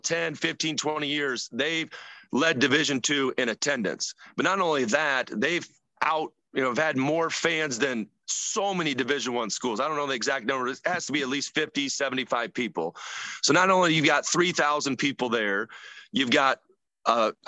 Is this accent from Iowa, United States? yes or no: yes; Elkhorn-Kimballton, Iowa, United States; I come from Elkhorn Kimbleton.